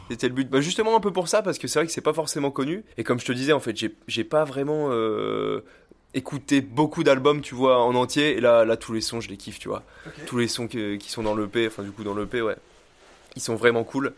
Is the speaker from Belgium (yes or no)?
no; Île d'Oléron, Nouvelle-Aquitaine, France; also born or lived in La Rochelle; né à La Rochelle, mais j'ai grandi, euh, voilà, j'ai grandi à Oléron